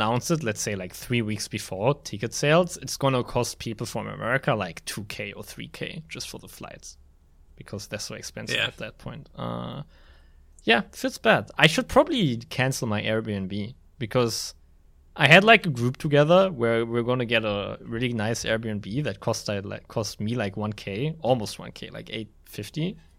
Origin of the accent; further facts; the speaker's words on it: Berlin, Germany; I'm from Berlin.